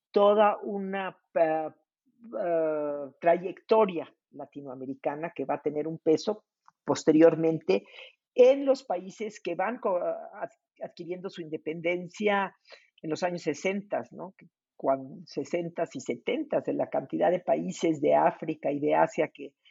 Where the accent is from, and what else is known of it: Mexico